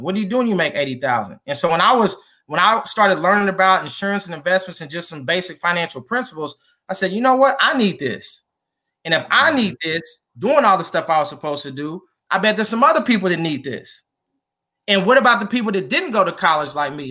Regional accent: Kansas City, United States; also born or lived in Iowa; born and raised in Kansas City

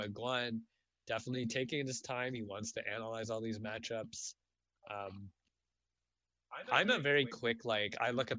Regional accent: Canada; Oh, wait, I'm Canadian.

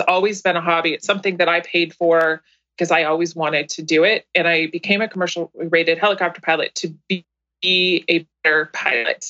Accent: East Bay, Northern California, United States; also born or lived in San Francisco / San Carlos, California; I was born in San Francisco, grew up in the East Bay in Northern California

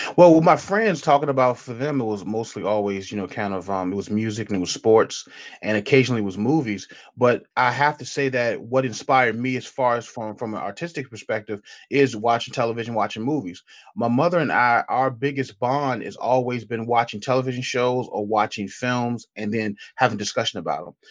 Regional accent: Petersburg, Virginia, United States; now in Richmond, United States; I'm born and raised in, uh, Petersburg, Virginia

